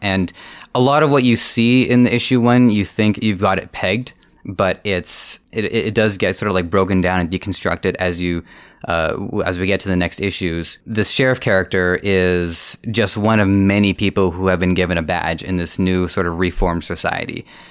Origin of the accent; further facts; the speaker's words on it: Toronto, Ontario, Canada; I grew up here in Toronto